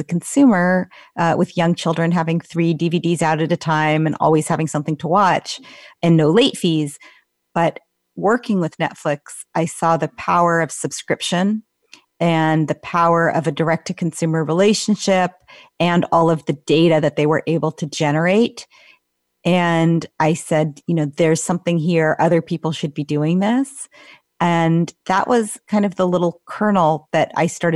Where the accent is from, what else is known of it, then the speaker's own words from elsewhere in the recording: Menlo Park, California, United States; I grew up in Menlo Park.